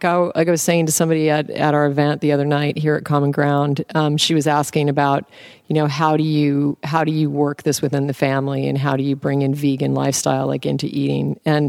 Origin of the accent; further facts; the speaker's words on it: Alaska, United States; now, I was raised in Alaska. My dad is a game hunter. He's a hunter, a bush pilot hunter. I grew up on caribou tacos and moose meat and salmon.